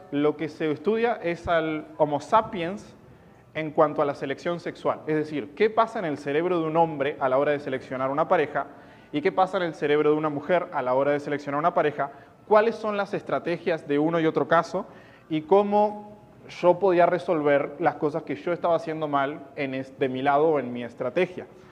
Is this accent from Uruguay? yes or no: yes; Uruguay; soy de Uruguay, no soy de Argentina